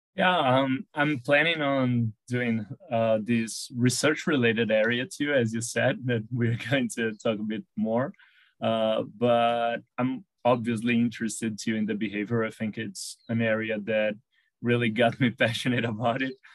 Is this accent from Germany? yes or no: no; São Paulo, Brazil; since I live in a, in a busy city here, I'm from Sao Paulo in Brazil